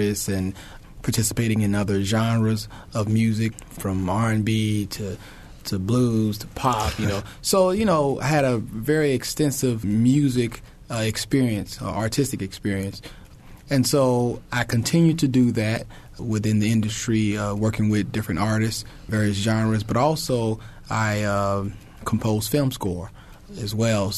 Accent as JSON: {"language": "English", "town": "Lake Worth", "region": "Florida", "country": "United States", "tie": "born or raised there", "also_born_or_lived": "Florence, South Carolina / Indiana", "moved": "as an adult", "said": "I was born in Florence, South Carolina, and I grew up in Florida, Lake Worth, a small town called Lake Worth, Florida"}